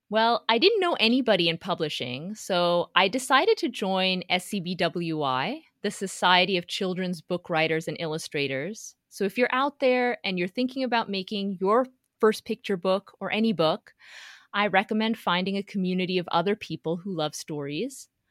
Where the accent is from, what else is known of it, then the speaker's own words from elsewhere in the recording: Houston, Texas, United States; I grew up in Houston, Texas